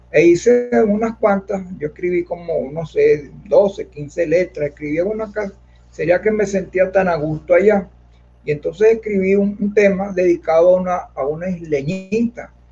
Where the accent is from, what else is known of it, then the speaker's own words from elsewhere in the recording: Caracas, Capital District, Venezuela; yo soy caraqueño, pero pero mi corazón es llanero. Porque mi papá y mi mamá, descansen, eran del llano.